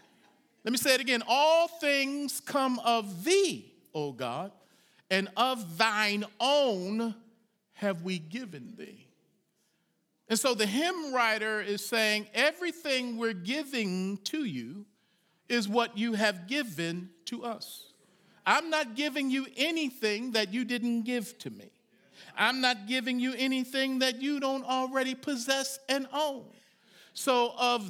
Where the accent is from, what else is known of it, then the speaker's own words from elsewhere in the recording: Baltimore, Maryland, United States; The church I grew up in Baltimore, Maryland